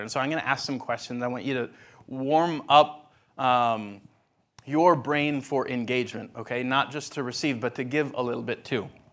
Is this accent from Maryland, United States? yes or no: no; Fond du Lac, Wisconsin, United States; now in Madison, United States; I grew up in Fond du Lac